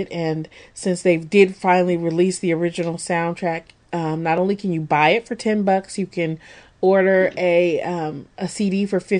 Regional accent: England, United Kingdom; I don't think that's just because we're English folk

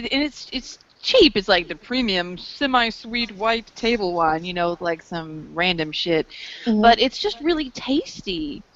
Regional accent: the South, United States; accent: southern drawl; we're Southern girls

